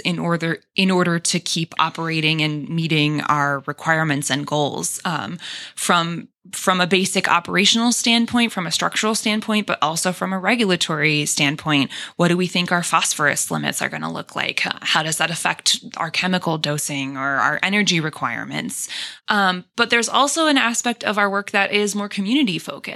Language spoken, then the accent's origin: English; Rocky River, Ohio, United States; also born or lived in Valparaiso, Indiana; So I am from the Cleveland area originally. I grew up in Rocky River, Ohio